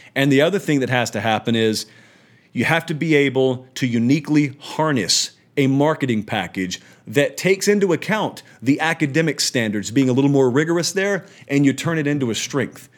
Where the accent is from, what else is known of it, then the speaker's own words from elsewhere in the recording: Columbus, Georgia, United States; moved away as an adult; now in Nashville, United States; I live in Columbus, Georgia. I'm from Columbus